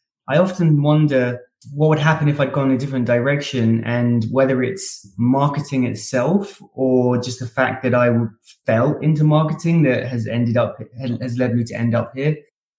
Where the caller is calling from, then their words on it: Austin, Texas, United States; I am Austin in Texas.